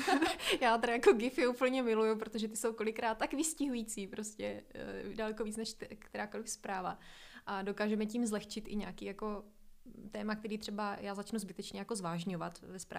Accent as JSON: {"language": "Czech", "region": "Moravia", "country": "Czechia", "lives_now": "Prague, Czechia", "said": "A musela jsem spoustu věcí změnit a navíc v té době jsem se přestěhovala z Moravy do Prahy, kdy jsem se vlastně postavila jako i na vlastní nohy."}